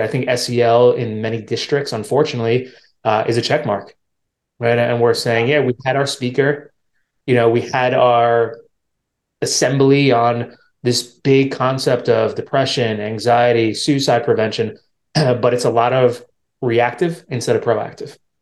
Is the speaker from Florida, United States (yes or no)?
no; New York, United States; where I'm from, I'm from New York, so it's a big city